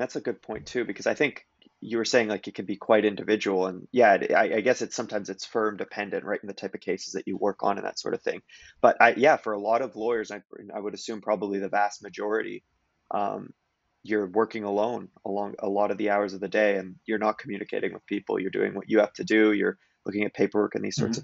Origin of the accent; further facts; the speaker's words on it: Kelowna, British Columbia, Canada; moved away; I was from Kelowna, BC